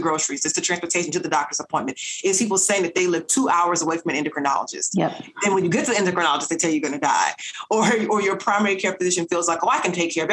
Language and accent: English; Nashville, Tennessee, United States; I'm originally from North Nashville